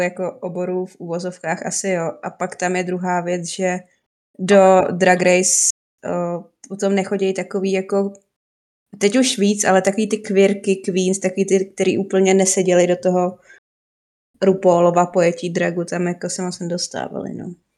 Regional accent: Hradec Králové, Hradec Králové Region, Czechia; Moje rodné město je Hradec Králové

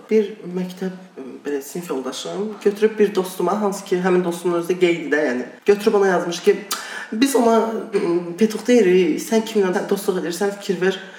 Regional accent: Iran; moved away; Mən dediyim kimi İranında böyümüşəm. Yəni Aha. təhsilim orada oldu, orta təhsilim.

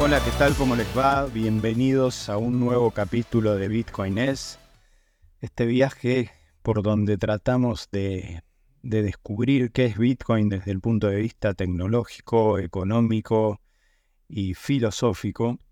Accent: Argentina; moved away; yo soy de Argentina

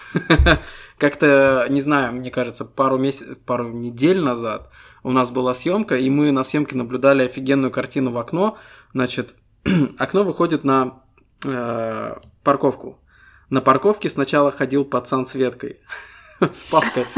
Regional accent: Estonia; Мы ребята из Эстонии

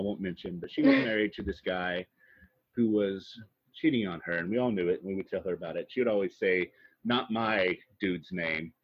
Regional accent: the South, United States; I'm from the South too

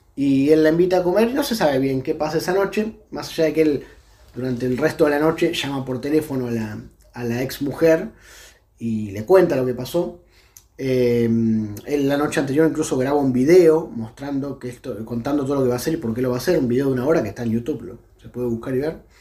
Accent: a town in Buenos Aires Province, Argentina; en Dero, en mi pueblo

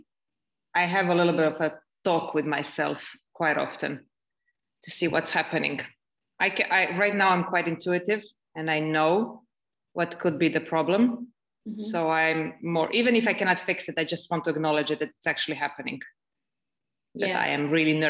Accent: Belgrade, Serbia; now in Estonia; I'm currently in Estonia, but I am from Serbia, from Belgrade, Serbia.

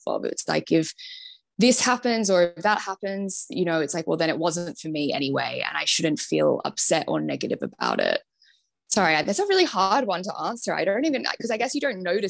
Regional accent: Sydney, New South Wales, Australia; moved away as an adult; now in London, United Kingdom; growing up in Sydney

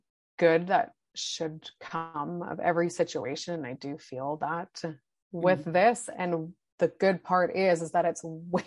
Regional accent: Vancouver, British Columbia, Canada; I grew up in Vancouver

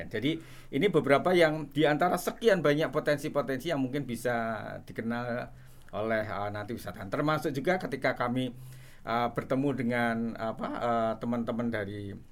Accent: Yogyakarta, Special Region of Yogyakarta, Indonesia; born there; Uh, jadi kebetulan kita kan lahir di kota Jogja.

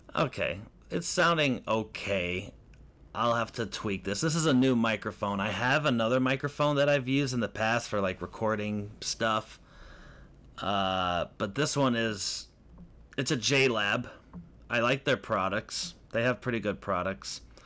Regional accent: Lake County, Illinois, United States; moved away; also born or lived in Hollywood; I'm from Lake County

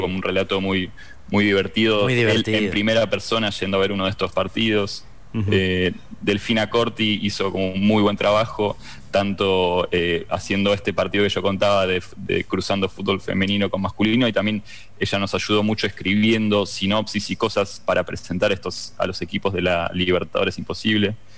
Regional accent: Argentina; como somos argentinos

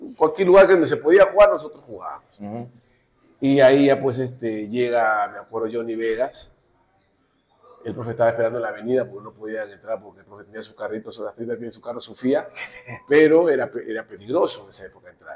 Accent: Chincha Alta, Ica, Peru; yo vengo de Chincha

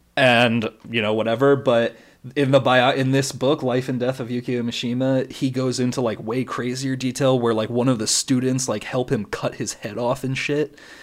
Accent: United States; I'm American and that I'm not Japanese

